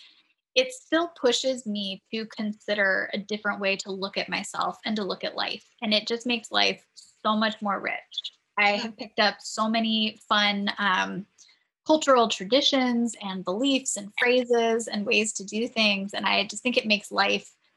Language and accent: English; San Diego, California, United States; now in New England, United States; growing up in San Diego